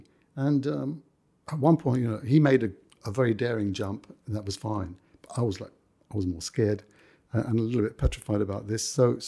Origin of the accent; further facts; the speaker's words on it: London, United Kingdom; accent: Cockney; I like grew up in the middle of the West End. You know, I've lost my Cockney accent by now, you can understand.